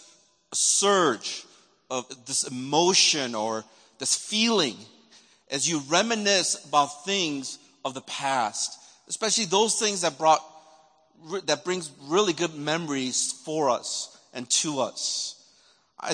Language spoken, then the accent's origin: English; Chicago, Illinois, United States; moved away; all I knew growing up in Chicago was the suburbs up in Wilmette and all that area up there and the South Side of Chicago